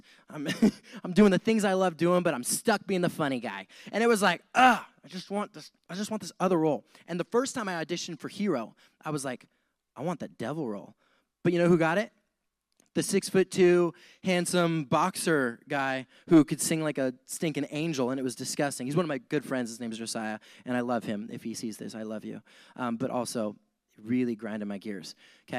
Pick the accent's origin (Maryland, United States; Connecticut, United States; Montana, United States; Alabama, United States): Montana, United States; moved away as an adult; also born or lived in Wyoming; now in San Diego, United States; I grew up in Montana.